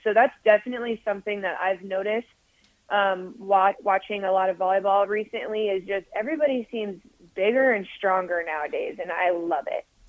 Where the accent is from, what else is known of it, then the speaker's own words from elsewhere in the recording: Omaha, Nebraska, United States; I'm from Omaha, Nebraska